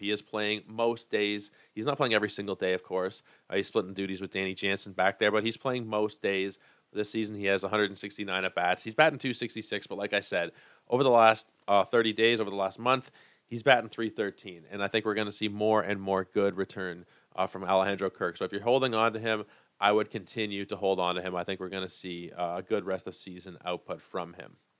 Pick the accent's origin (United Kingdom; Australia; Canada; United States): Canada; Toronto, Ontario; I am from Toronto.